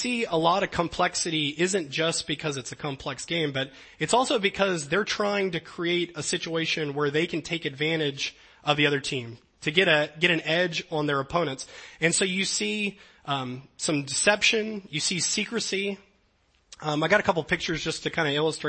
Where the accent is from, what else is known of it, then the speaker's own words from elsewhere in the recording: Louisiana, United States; moved away; I grew up in Louisiana